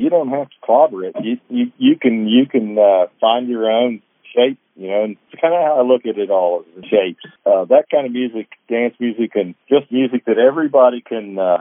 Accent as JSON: {"language": "English", "region": "Ohio", "country": "United States", "said": "I'm from Ohio originally, but my people are all from the South, so we'd go back to West Virginia"}